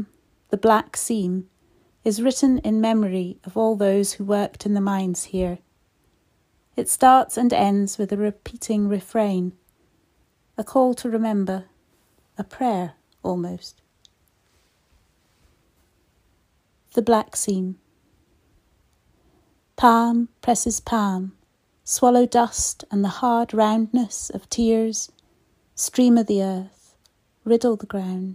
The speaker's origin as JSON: {"language": "English", "area": "Fife", "region": "Scotland", "country": "United Kingdom", "tie": "born or raised there", "also_born_or_lived": "St Andrews / Burntisland", "said": "I was born and brought up in Fife, in Scotland, where I still live today"}